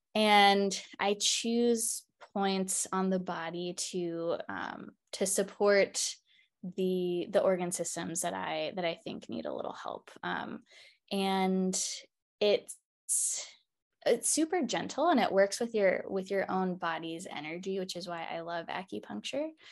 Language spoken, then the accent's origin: English; Baltimore, Maryland, United States; moved away; also born or lived in Seattle, Washington; I am originally from Baltimore, Maryland